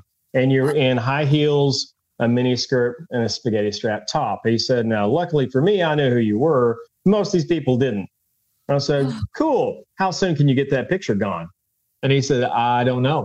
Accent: San Francisco Bay Area, California, United States; also born or lived in Greers Ferry Lake, Arkansas; now in Arkansas, United States; I grew up in the San Francisco Bay as a kid, so I was at the beach constantly

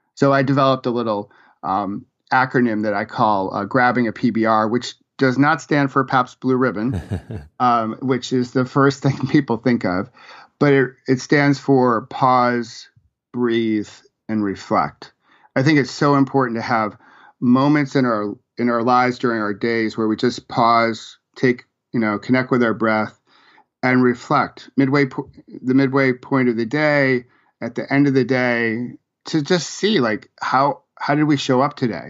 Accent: Rochester, New York, United States; moved away as an adult; also born or lived in Virginia; I grew up in Rochester, New York

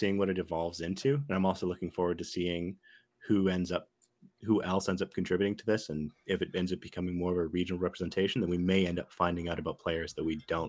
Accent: Canada; as a Canadian

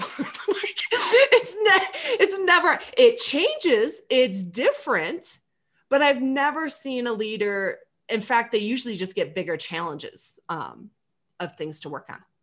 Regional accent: Michigan, United States; I'm from Michigan.

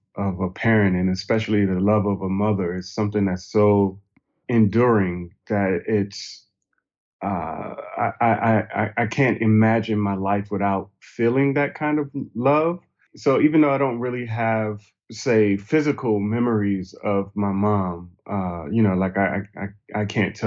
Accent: Hartsville, South Carolina, United States; also born or lived in Brooklyn, United States; now in Atlanta, United States; I was born in Brooklyn, New York, but I grew up mostly in a small town in South Carolina called Hartsville, South Carolina.

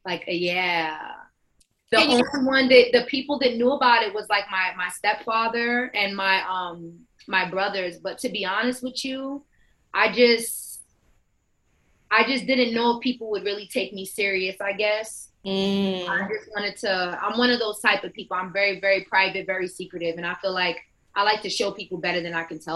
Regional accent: New York City, New York, United States; Bronx, New York, born and raised

